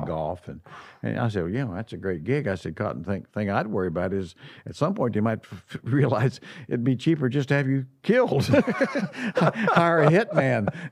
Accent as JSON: {"language": "English", "region": "Midwest", "country": "United States", "moved": "yes", "said": "being a Midwesterner"}